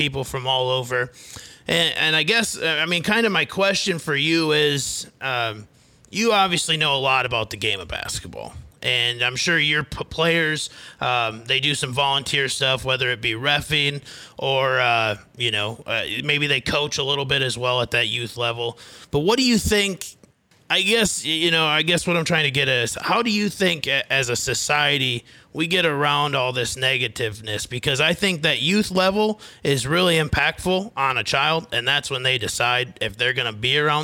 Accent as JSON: {"language": "English", "town": "Fairmont", "region": "Minnesota", "country": "United States", "tie": "born or raised there", "also_born_or_lived": "Mitchell, South Dakota", "moved": "yes", "lives_now": "Phoenix, United States", "said": "I'm from Fairmont originally."}